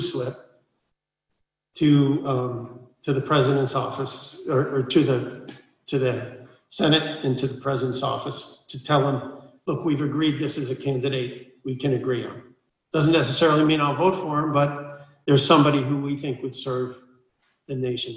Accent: Long Island, New York, United States; moved away as an adult; I grew up on Long Island in New York

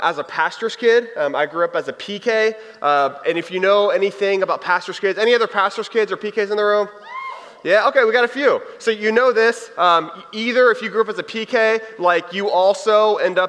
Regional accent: Texas, United States; I'm from Texas

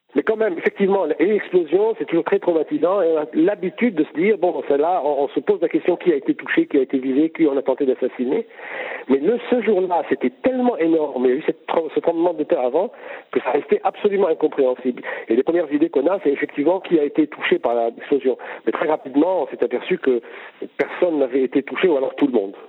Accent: Lebanon

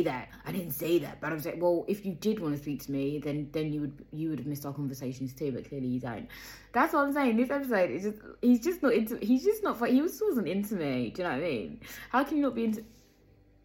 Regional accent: London, United Kingdom; moved away; I was born in Peckham

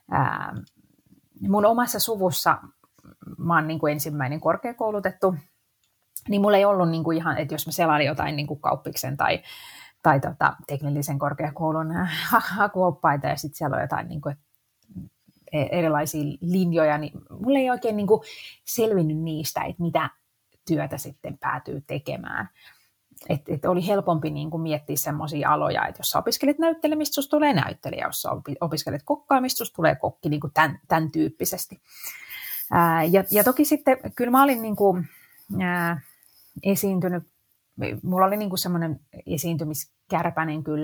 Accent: Helsinki, Uusimaa, Finland; born or raised there

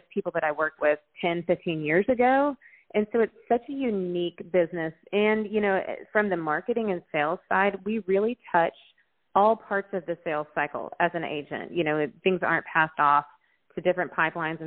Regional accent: Nashville, Tennessee, United States; moved away as an adult; also born or lived in Colorado; I grew up here in Nashville

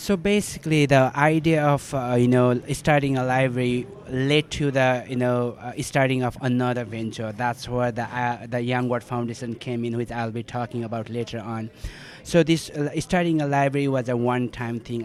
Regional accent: Nepal; I grew up uh, in such a you know critical uh, time of the you know the country

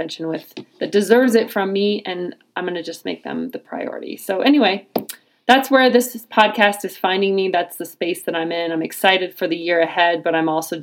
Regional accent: Nebraska, United States; my home state of Nebraska

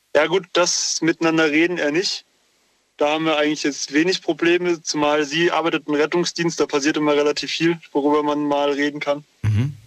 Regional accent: near Wiesbaden, Hesse, Germany; Ich komme aus der Nähe von Wiesbaden.

